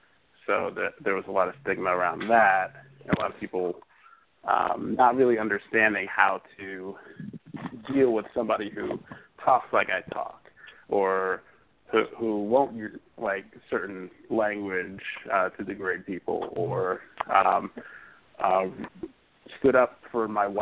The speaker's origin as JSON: {"language": "English", "town": "Willingboro", "region": "New Jersey", "country": "United States", "tie": "born or raised there", "said": "I grew up actually in Southern New Jersey, not Cherry Hill, New Jersey. I have to say that all the time. But it's a place called Willingboro. It was famous for a lot of track stars like Carl Lewis."}